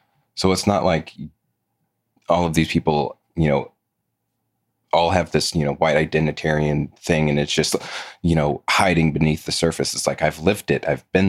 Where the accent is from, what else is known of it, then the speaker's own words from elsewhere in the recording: the South, United States; I was born and raised in the South, been here my whole life.